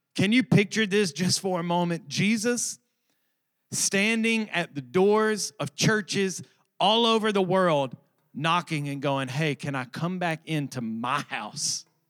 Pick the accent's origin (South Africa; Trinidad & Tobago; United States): United States; Alabama; I'm from Alabama.